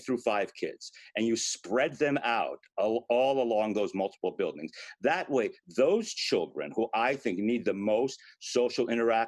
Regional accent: Newark, New Jersey, United States; here in Newark, which is my hometown

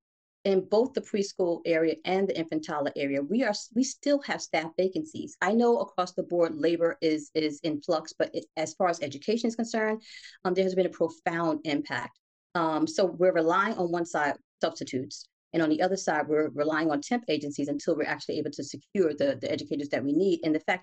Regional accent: Newark, New Jersey, United States; In Newark, West Ward.

